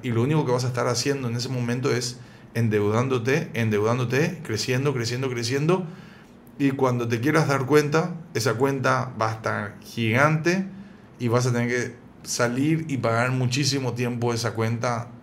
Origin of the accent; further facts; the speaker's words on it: Paraguay; also born or lived in San Isidro, Buenos Aires, Argentina; yo soy argentino, pero vivo acá en Paraguay desde que tengo cuatro años